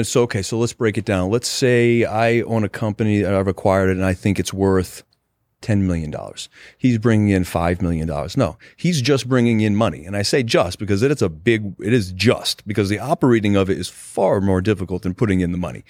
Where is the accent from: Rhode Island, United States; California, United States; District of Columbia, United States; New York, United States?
Rhode Island, United States; So I was born in Rhode Island.